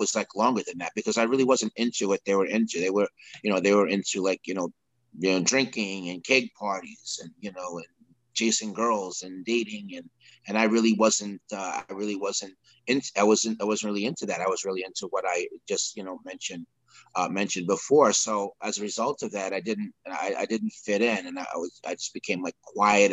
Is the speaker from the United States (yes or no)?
yes; Peekskill, New York, United States; also born or lived in Sleepy Hollow, New York; I grew up in Peekskill, which was a short 20 minutes north of there in the same county, in Westchester County, New York.